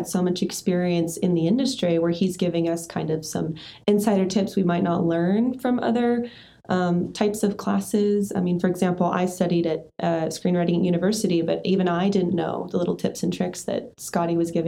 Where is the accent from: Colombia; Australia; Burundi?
Australia; now in United States; Life's too short. I'm originally from Australia. I moved back to America